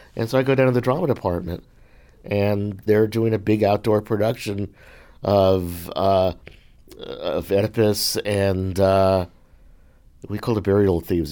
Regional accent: Hartsdale, New York, United States; moved away; I grew up in Westchester County, just north of New York City

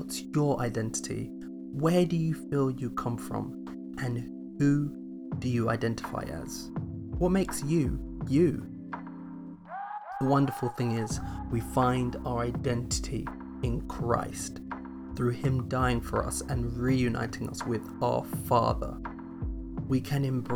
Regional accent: London, United Kingdom; also born or lived in Nigeria; either of four responses: Nigeria, the UK, London, or New Cross

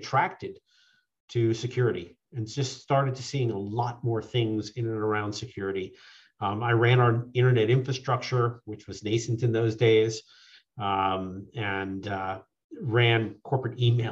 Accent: Long Island, New York, United States; moved away as an adult; also born or lived in California; I grew up on Long Island. Went to high school out in Suffolk County.

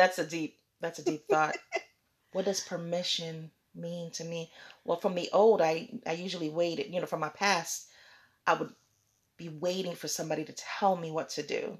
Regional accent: Jamaica; I'm Jamaican. I was born in Jamaica.

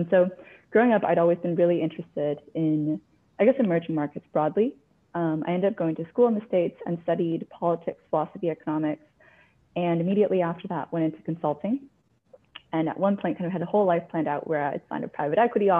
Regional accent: Canada; also born or lived in China; now in Cape Town, South Africa; So I'm calling in from Cape Town. I am part of the investment team at Raba Partnership. We invest in early stage technology startups across the continent. And my journey to Cape Town has been a little bit around the world. So I was born in China, and my family moved to Canada when I was 6.

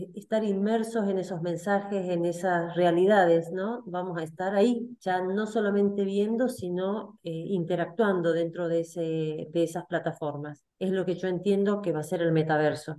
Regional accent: Salta, Argentina; soy argentina, salteña, tengo 57 años.

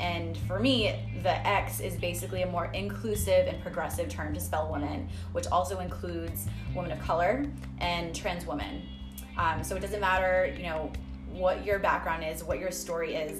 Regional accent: Rhode Island, United States; moved away; it was like reintroducing um, myself to like my own hometown

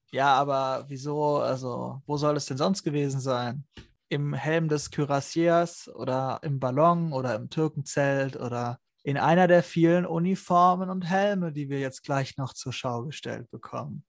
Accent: Germany; für uns als Deutsche mit deutscher Schulausbildung

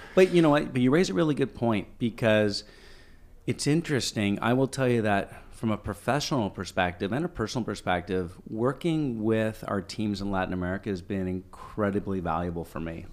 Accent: Ottawa, Ontario, Canada; born or raised there; also born or lived in Toronto

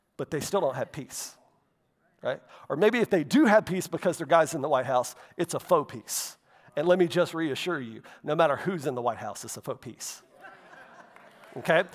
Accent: Florida, United States; growing up in Florida

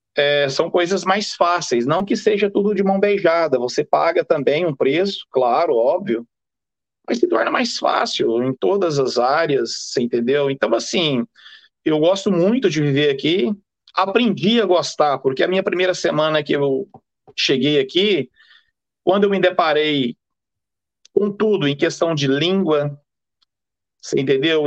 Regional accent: Brazil; now in England, United Kingdom; eu sou brasileiro, sou casado, vivo aqui na Inglaterra há muitos e muitos anos

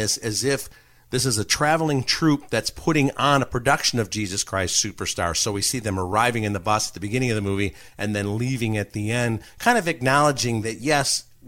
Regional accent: south suburbs of Chicago, near Harvey, Illinois, United States; the Dixie Square Mall in Harvey, Illinois, a south suburb very close to where I grew up

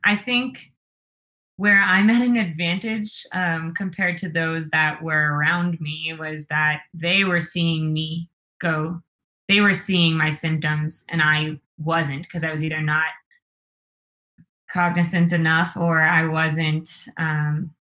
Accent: New York, United States; now in Colorado, United States; I'm from New York

